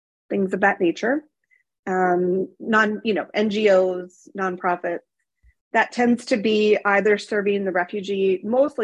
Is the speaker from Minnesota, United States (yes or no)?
yes; Minnesota, United States; I grew up in Minnesota, not exactly, you know, the multilingual melting pot of the world